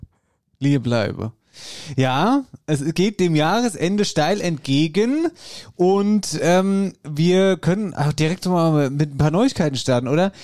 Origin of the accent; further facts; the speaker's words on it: Hesse, Germany; hier bei uns in Hessen